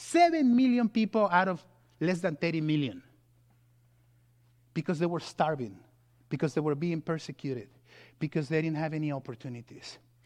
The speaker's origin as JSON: {"language": "English", "region": "California", "country": "United States", "said": "And you know, I come from California."}